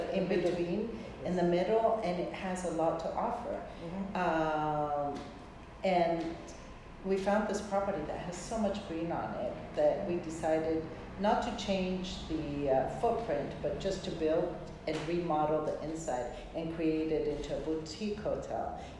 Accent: Rhodes, South Aegean, Greece; So actually, my dream as a child, um, I grew up in Greece. I lived there for 14 years.

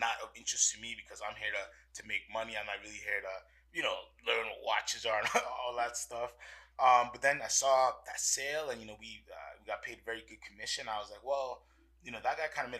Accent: U.S. Virgin Islands; I'm originally from St. Thomas in the Virgin Islands, born and raised

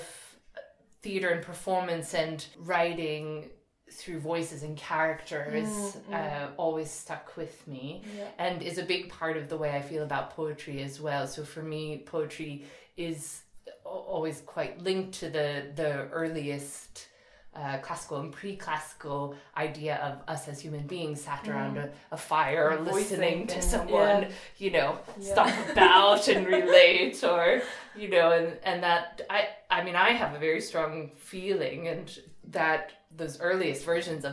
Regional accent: northern New Jersey, United States; I grew up in New Jersey

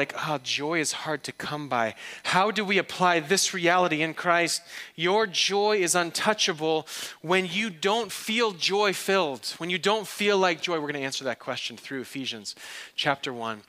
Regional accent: outside of Detroit, Michigan, United States; moved away; I'm from the Midwest. I'm from the outside of Detroit

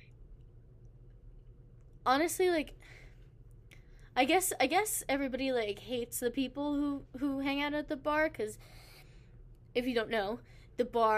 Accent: United States; I was born in America

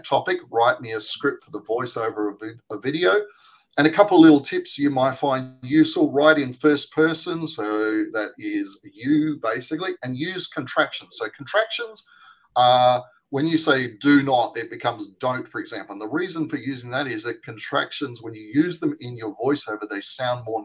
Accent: Australia; accent: Australian; my Australian accent

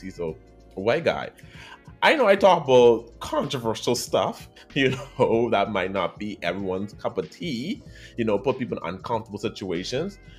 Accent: Bahamas; accent: Caribbean

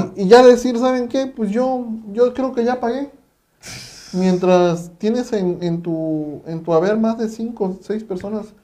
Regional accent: Mexico; ya hablo como mexicanos

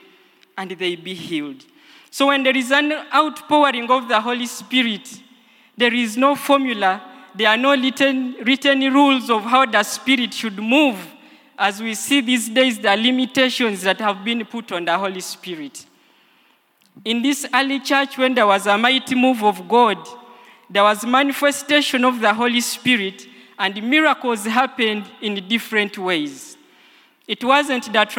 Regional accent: Busia, Eastern Region, Uganda; I come from Busia

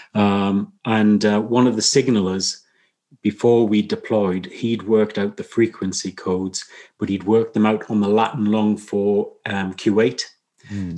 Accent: Newcastle upon Tyne, North East England, United Kingdom; I was born up in Newcastle, which um, is predominantly a, a mining town.

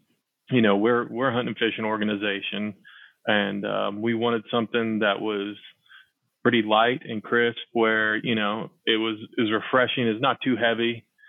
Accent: South Arkansas, United States; I grew up duck hunting in South Arkansas.

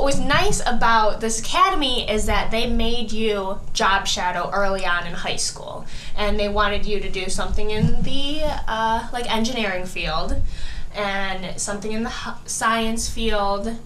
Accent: Bartlett, United States; where I grew up in Bartlett, it's a very, like, suburban area

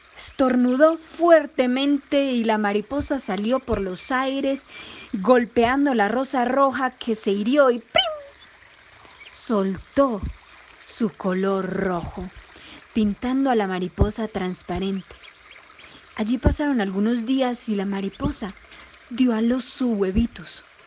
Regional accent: Colombia; now in Medellín, Colombia; colombiana, actriz, cuentera, cuentacuentos y cantante

